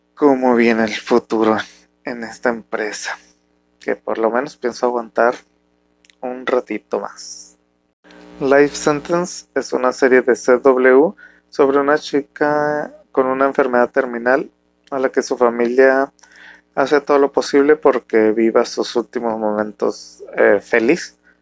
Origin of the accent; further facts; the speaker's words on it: Mexico; un mexicano, eh, con familia muy tradicional